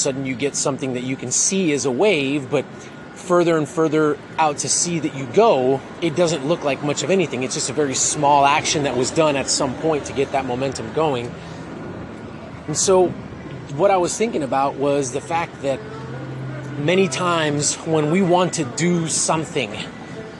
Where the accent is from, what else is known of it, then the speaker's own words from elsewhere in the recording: Miami, Florida, United States; now in Texas, United States; I'm originally from Miami